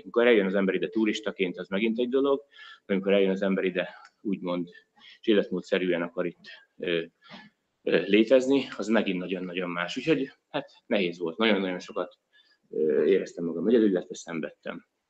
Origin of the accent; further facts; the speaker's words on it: Hungary; moved away as an adult; now in Australia; én is magyar vagyok, meg én is Magyarországra jöttem